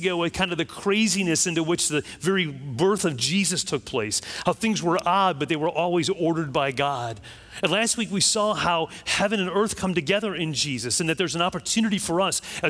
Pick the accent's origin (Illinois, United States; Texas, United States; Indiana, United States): Illinois, United States; Chicago; now in Florida, United States; I grew up in Chicago